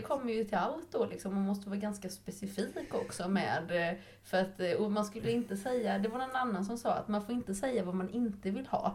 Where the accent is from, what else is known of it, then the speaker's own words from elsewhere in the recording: Nässjö, Jönköping County, Sweden; jag är ju uppvuxen i Nässjö